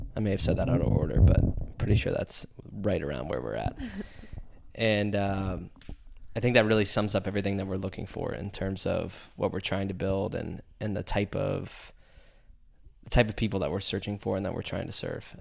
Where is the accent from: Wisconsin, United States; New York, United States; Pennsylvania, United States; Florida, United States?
Pennsylvania, United States; DuBois; from Du Bois, P A originally. Middle of nowhere, uh, central P